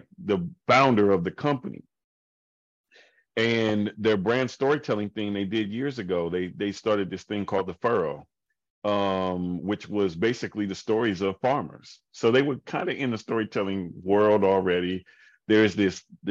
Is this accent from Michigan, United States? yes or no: no; Indianapolis, Indiana, United States; Indianapolis is my hometown